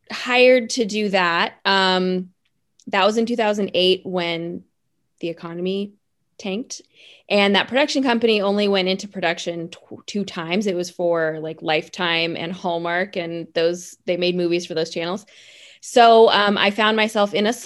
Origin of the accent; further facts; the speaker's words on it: the Bay Area, California, United States; also born or lived in Los Angeles; I originally started down in LA. I I'm from the Bay Area. I graduated from a Paul Mitchell School up here in San Francisco and then moved